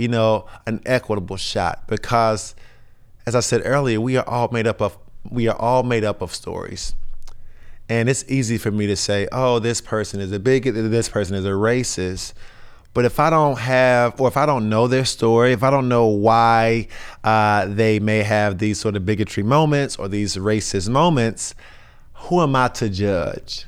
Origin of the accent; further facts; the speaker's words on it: North Carolina, United States; I'm from North Carolina, I'm in my mid-thirties, um, I'm a black male